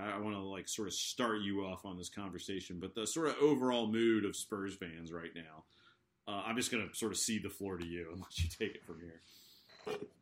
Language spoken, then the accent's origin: English; United States; I'm American